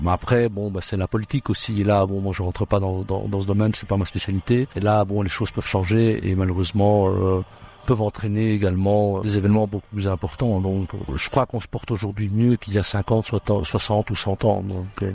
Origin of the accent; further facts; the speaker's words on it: Brussels, Brussels-Capital Region, Belgium; je suis né ici à Bruxelles, donc je suis un, un enfant d'ici aussi, en tout cas, grec d'origine de mes parents, mais, mais né ici.